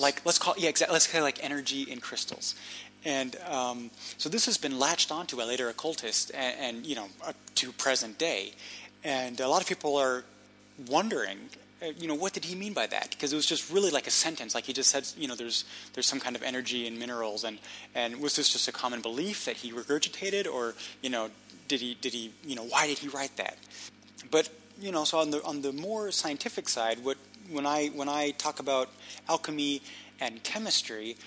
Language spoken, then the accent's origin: English; Munich, Bavaria, Germany; moved away; I grew up in Munich